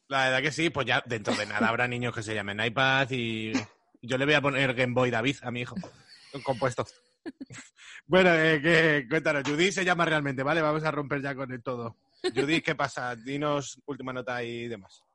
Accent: Madrid, Community of Madrid, Spain; los de Madrid nos pasamos un poco

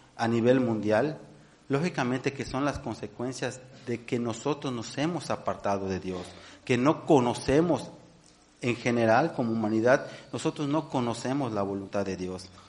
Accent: Mexico; nosotros como, como mexicanos

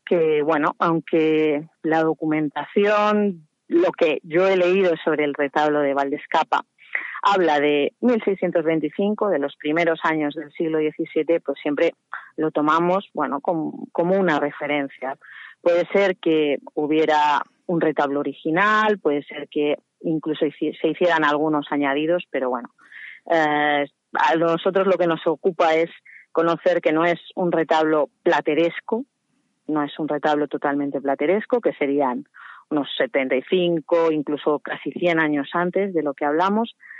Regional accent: Salamanca, Castile and León, Spain; soy de Salamanca

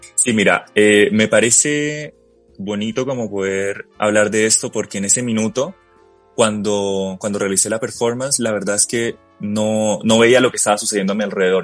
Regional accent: Colombia; moved away as an adult; now in Chile; quería que me reconocieran como colombiano

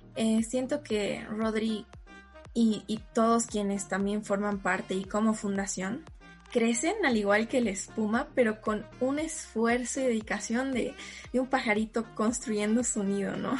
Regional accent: Cochabamba, Bolivia; soy de Cochabamba

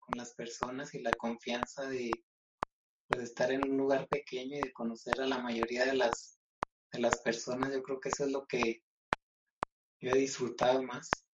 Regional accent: El Álamo, Chihuahua, Mexico; somos de un pueblo, de un pueblito que se llama El Álamo. Y es de, pues es del municipio de Carijilla, acá en el estado de Chihuahua.

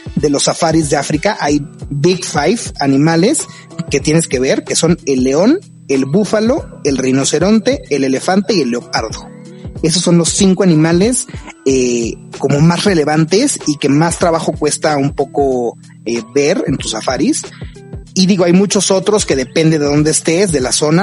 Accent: Mexico; como mexicanos necesitamos visa

